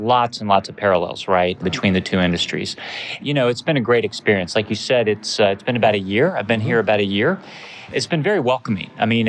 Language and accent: English; East Coast, United States; moved away as an adult; also born or lived in United Kingdom / Asia-Pacific; I grew up on the East Coast, went to school on the East Coast